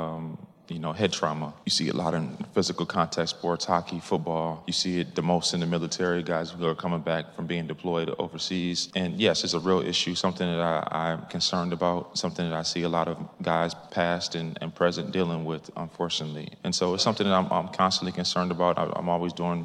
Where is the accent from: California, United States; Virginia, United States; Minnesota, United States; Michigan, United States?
Minnesota, United States; now in Arizona, United States; I'm from Minnesota. I live in Arizona now.